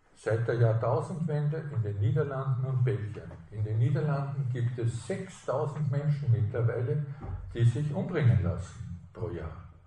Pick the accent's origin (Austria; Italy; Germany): Austria; als Österreicher